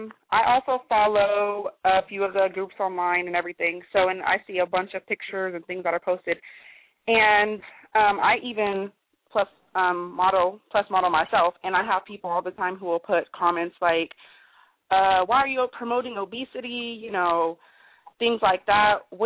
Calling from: Sacramento, California, United States; I'm calling from Sacramento, California.

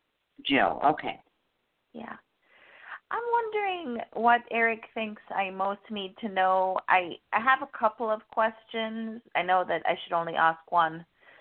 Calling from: Florida, United States; I'm calling from Florida.

